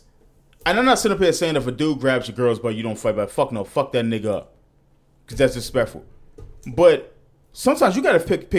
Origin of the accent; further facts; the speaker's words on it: Texas, United States; That's just how I roll. I'm from Texas.